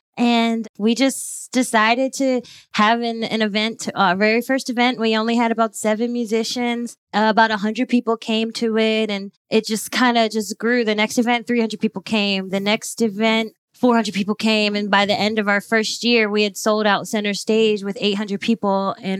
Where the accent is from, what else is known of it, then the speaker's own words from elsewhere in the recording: New Jersey, United States; moved away as an adult; also born or lived in Philadelphia; now in Atlanta, United States; I'm originally from New Jersey and went to Temple University right after college.